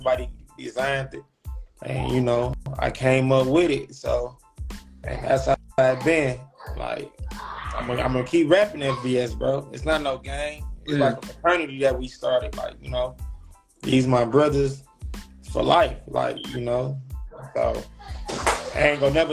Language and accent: English; Detroit, Michigan, United States; I'm from Detroit, man. 6 Mile, man, at the East Side